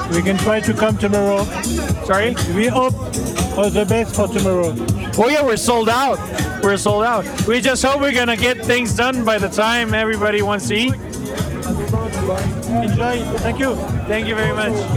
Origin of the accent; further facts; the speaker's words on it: Slovenia; We're coming from Slovenia, from the restaurant Grich.